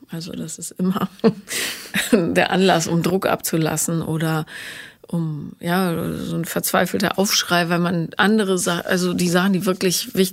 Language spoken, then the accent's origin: German; near Aachen, North Rhine-Westphalia, Germany; accent: Rhenish; aus der Nähe von Aachen.